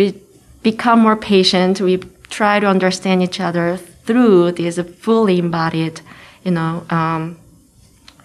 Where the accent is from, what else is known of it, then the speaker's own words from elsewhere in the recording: Seoul, South Korea; first language Korean; English is a second language; moved away as an adult; also born or lived in United Kingdom / United States; now in Lincoln, United States; I grew up in Seoul, Korea, but I moved to the UK and studied there